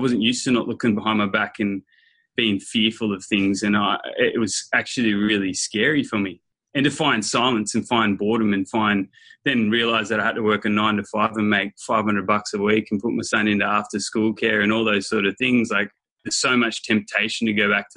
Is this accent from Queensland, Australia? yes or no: no; near Nimbin, Northern New South Wales, Australia; So I grew up in Northern New South Wales, which a place near Nimbin